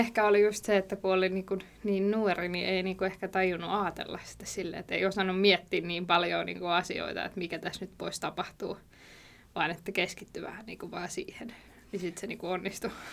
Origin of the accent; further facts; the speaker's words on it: Valkeala, Kymenlaakso, Finland; now in Kouvola, Finland; mä oon Valkealasta, Toikkalasta kotosin, että siellä kasvanut